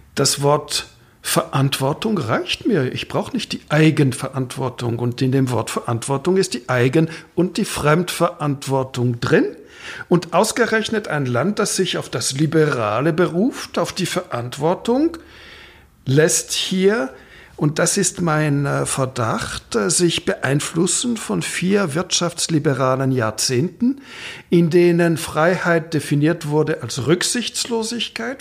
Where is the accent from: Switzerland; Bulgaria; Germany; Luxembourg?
Switzerland; Romandy; first language French; German is a second language; Da spricht der gebürtige Roman